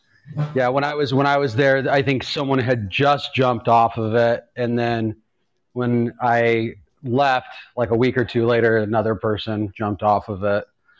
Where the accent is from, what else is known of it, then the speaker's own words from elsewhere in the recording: Los Angeles, California, United States; Growing up in Los Angeles